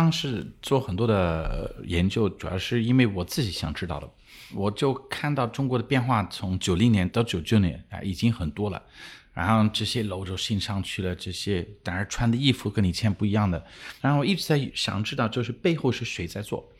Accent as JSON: {"language": "Chinese", "country": "Luxembourg", "tie": "born or raised there", "also_born_or_lived": "Japan", "second_language": "Chinese", "moved": "as an adult", "said": "呃我我是出生一个小国家叫卢森堡，然后那边我们就是出生的时候就讲卢森堡文、德文、法文，然后我们家是英国人，所以讲英文的。"}